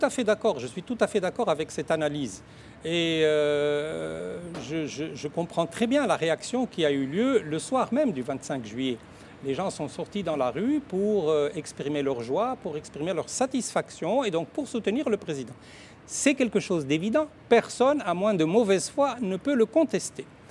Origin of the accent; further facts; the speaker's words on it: Tunisia; je suis tunisien